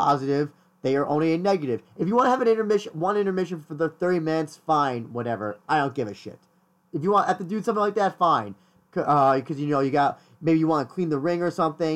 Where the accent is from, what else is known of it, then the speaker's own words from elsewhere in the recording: New York, United States; I'm not from New Jersey, Christian. I've never been from New Jersey. New York